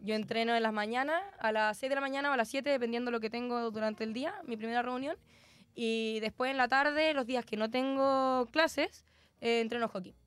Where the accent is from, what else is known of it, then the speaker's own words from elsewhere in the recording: Concepción, Biobío, Chile; soy concejala, soy penquista